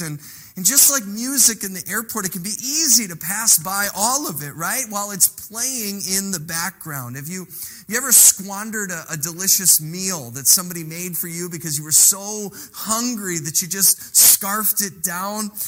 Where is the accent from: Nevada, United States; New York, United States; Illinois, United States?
Illinois, United States; now in Elkhorn, United States; We grew up in Illinois